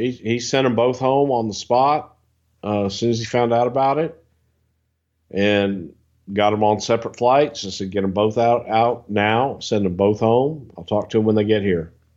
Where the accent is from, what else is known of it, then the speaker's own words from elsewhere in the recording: the South, United States; I'm from the South